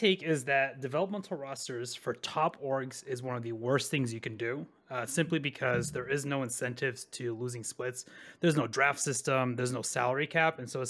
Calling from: Dallas, Texas, United States; Dallas, Texas.

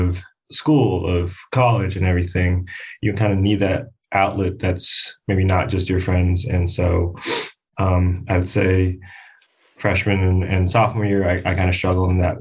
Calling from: Harrison, New Jersey, United States; I'm actually calling from Harrison, New Jersey

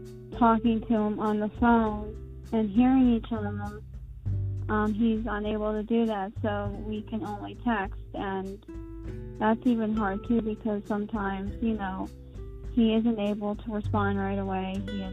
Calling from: Greensboro, Pennsylvania, United States; I am 31 years old. And I am calling from Greensboro, Pennsylvania.

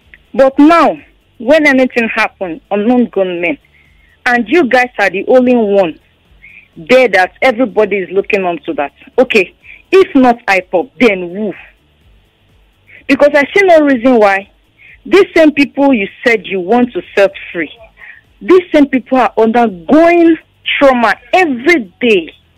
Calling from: Ikorodu, Lagos, Nigeria; I'm calling from Ikorodu.

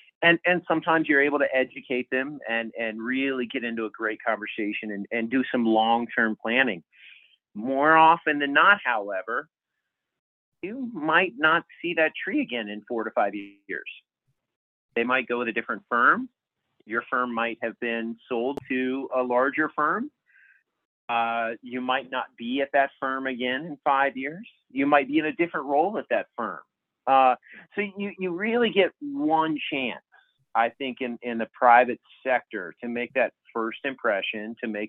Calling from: Denver, Colorado, United States; I am in Denver proper, Denver, Colorado, in the Rocky Mountain region here.

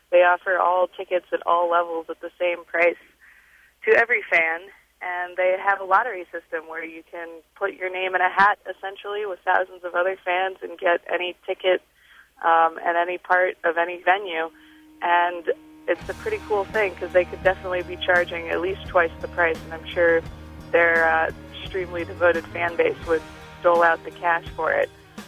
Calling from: Chicago, Illinois, United States; I'm calling from Chicago, Illinois.

